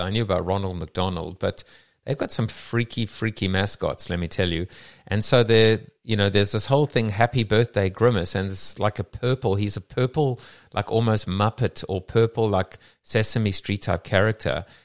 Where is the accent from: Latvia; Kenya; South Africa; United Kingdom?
South Africa; now in United States; myself as a South African